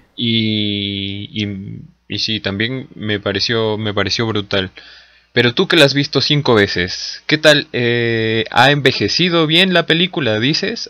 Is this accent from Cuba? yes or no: no; Peru; seguimos siendo peruanos